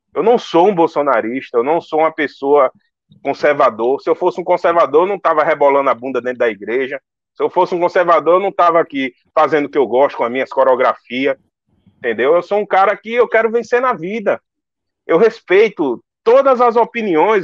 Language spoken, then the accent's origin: Portuguese; Northeast Brazil, Brazil; eu sou nordestino